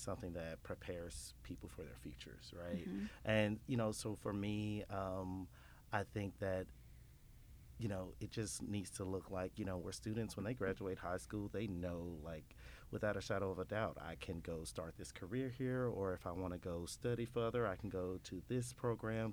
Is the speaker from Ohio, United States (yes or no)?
no; Horn Lake, Mississippi, United States; also born or lived in Memphis, Tennessee; I'm actually from Horn Lake